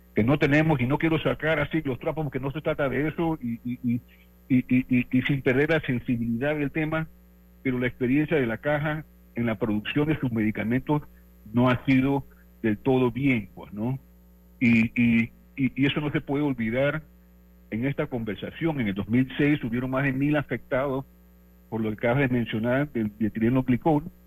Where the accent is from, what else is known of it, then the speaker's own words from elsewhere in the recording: Panama; yo soy panameño y he trabajado y vivido todo mi vida en Panamá